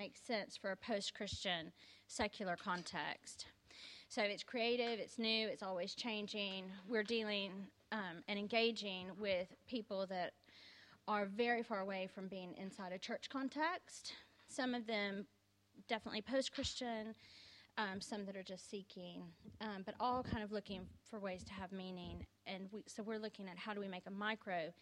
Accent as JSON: {"language": "English", "region": "Texas", "country": "United States", "moved": "yes", "lives_now": "London, United Kingdom", "said": "I'm obviously not originally from London. I'm originally from Texas"}